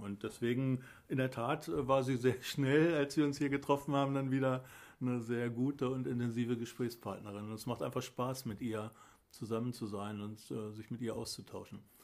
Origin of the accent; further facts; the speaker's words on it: Pattensen, Lower Saxony, Germany; moved away as an adult; ich bin Pattenser von Geburt auf. Ich habe die ersten 27 Lebensjahre hier in Pattensen verbracht.